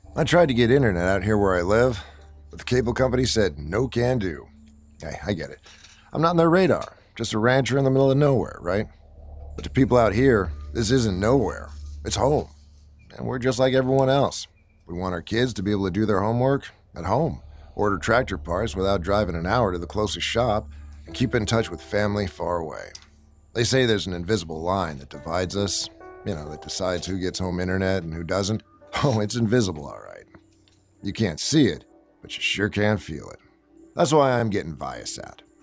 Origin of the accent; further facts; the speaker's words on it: Toledo, Ohio, United States; my hometown of Toledo